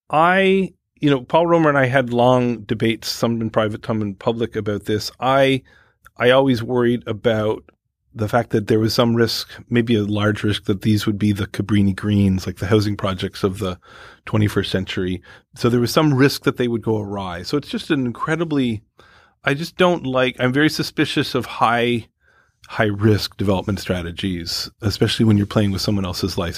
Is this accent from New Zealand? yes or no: no; Canada; moved away; I come from Canada